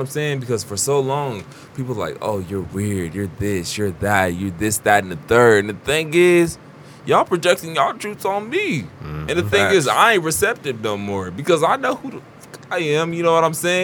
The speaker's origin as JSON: {"language": "English", "town": "Wichita", "region": "Kansas", "country": "United States", "tie": "born or raised there", "said": "I was raised on Wabash, 21st and Grove, you know what I'm saying, around, you know, on the north side of Wichita"}